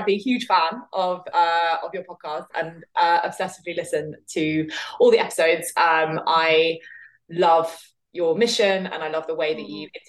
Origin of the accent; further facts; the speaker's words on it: London, United Kingdom; I grew up in Southwest London